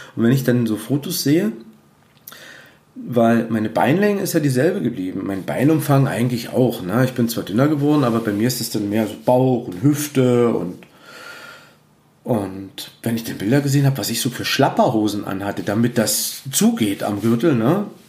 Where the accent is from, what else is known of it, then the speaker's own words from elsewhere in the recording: Cottbus, Brandenburg, Germany; also born or lived in Peitz; Bei uns in Cottbus, wo ich arbeite und äh, wo meine Heimatstadt ist